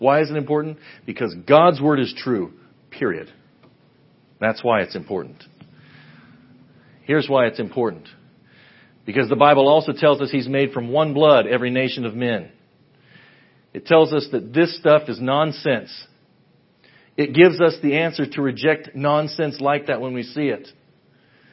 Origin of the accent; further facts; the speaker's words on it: Western Kansas, United States; now in Ada, United States; I grew up in Western Kansas